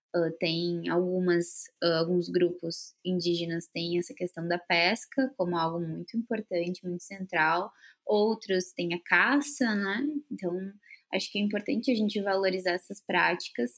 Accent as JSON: {"language": "Portuguese", "town": "Porto Alegre", "region": "Rio Grande do Sul", "country": "Brazil", "tie": "born or raised there", "moved": "yes", "said": "Agora eu tô aqui em Porto Alegre, que é onde eu nasci"}